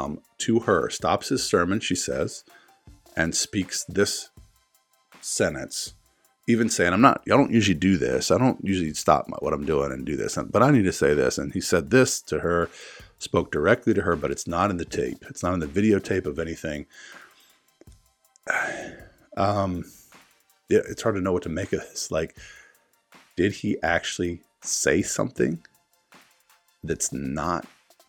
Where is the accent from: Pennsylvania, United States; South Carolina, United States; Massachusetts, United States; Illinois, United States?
South Carolina, United States; my home state in South Carolina